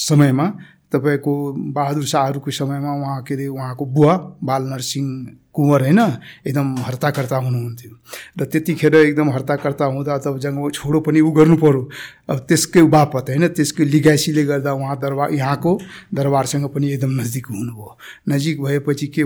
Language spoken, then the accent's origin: Nepali; Barmajhiya, Madhesh Province, Nepal; मेरो घर सप्तरी जिल्ला हो बर्मजिया भन्ने गाउँ पर्छ त्यहाँ हो … एकदम ठु कम्बाइन्ड फ्यामिलीमा बस्छौँ